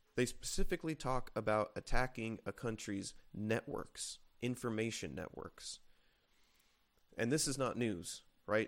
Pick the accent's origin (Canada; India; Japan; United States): United States; we, as American citizens